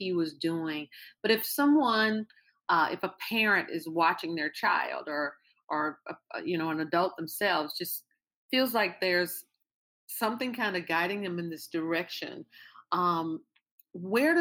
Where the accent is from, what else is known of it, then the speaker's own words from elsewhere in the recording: Louisiana, United States; I'm from Louisiana